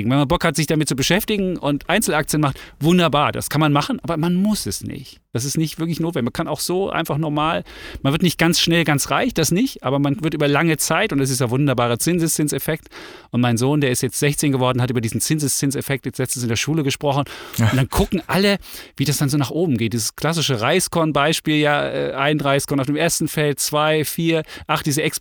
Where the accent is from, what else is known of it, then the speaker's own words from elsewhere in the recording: East Germany, Germany; ich bin im Osten groß geworden und ich finde, Freiheit ist was Großes.